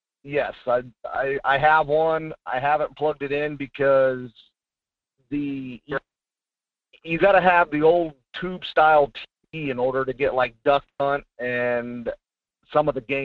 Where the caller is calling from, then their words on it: Fairbanks, Alaska, United States; Hey, Michael, it's … from Fairbanks.